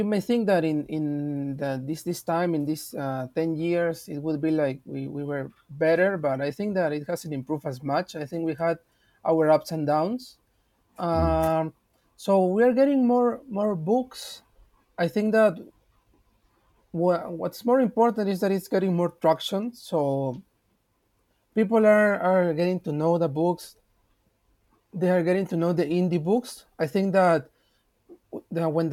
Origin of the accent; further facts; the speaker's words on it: Peru; I'm from Peru, and in 2010 we started